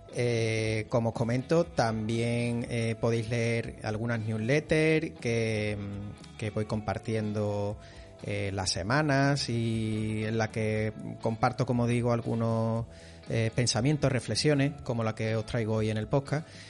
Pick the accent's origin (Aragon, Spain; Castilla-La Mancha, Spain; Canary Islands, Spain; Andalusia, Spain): Andalusia, Spain; Seville; yo soy de Sevilla